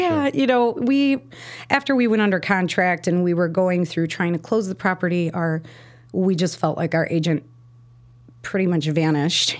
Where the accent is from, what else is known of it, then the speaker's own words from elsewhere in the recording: Chicago, Illinois, United States; also born or lived in Park Ridge, Illinois; I grew up in Roscoe Village before it was really, like, a cute place to live